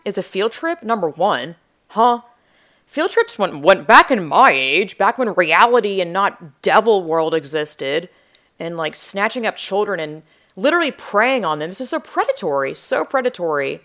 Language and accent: English; Georgia, United States; I'm from the South, Georgia